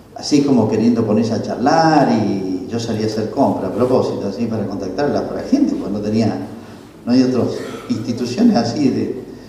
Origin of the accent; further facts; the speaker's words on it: Argentina; los argentinos